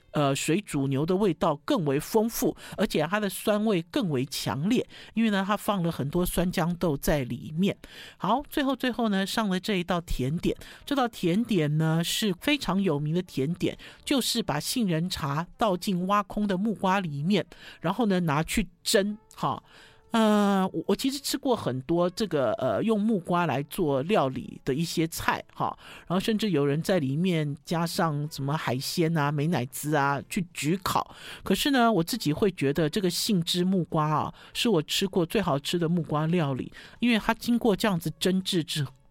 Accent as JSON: {"language": "Chinese", "country": "Taiwan", "said": "我们台湾人"}